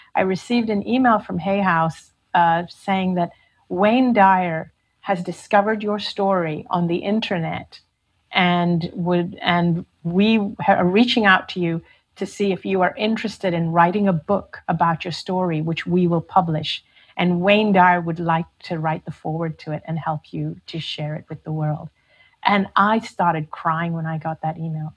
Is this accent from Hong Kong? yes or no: yes; Hong Kong; also born or lived in India; I was from Hong Kong